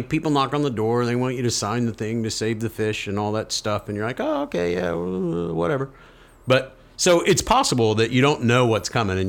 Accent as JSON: {"language": "English", "region": "Florida", "country": "United States", "said": "Yeah, I'm from Florida."}